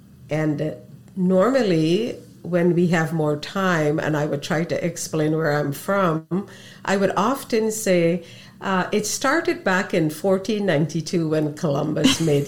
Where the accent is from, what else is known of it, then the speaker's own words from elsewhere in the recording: Guyana; moved away; favorite foods, of course, come from my Indian heritage. But what was an additional benefit for me growing up in Guyana, where we cohabited six races all together.